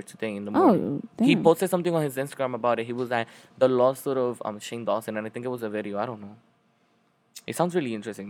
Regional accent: Dominican Republic; Like, before, like, when I came here from the Dominican Republic, I was very ignorant

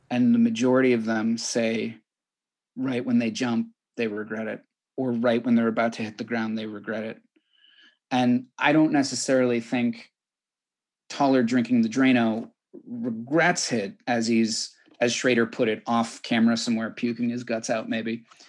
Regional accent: California, United States; as a Californian

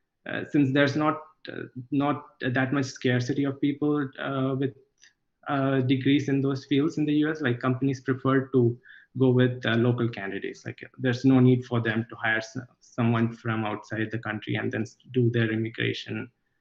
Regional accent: Kollam, Kerala, India; So I'm originally from Kollam in Kerala, which is just next to Trivandrum. But I did most of my schooling outside of Kerala because my father was in the central government. So I moved around a lot in the country.

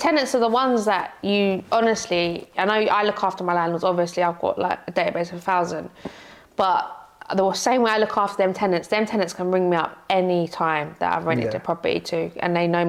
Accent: London, United Kingdom; my first area I was brought up in Tottenham.

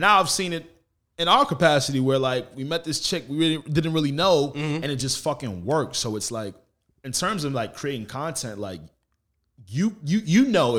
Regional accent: Roosevelt, New York, United States; I'm from Roosevelt. Yeah. So it's like a 2.5-3 mile radius.

